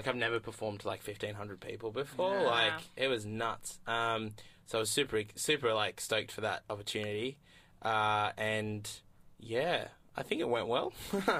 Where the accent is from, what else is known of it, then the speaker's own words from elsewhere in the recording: Australia; being an Australian comedian